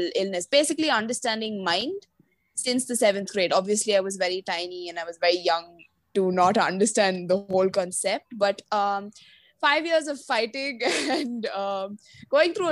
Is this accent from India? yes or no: yes; Kerala, India; I'm originally from Kerala